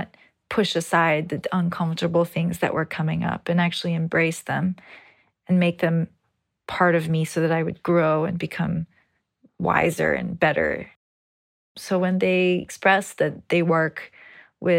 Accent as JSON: {"language": "English", "region": "New York", "country": "United States", "tie": "born or raised there", "said": "I grew up in New York, the United States, to Brazilian and Greek parents"}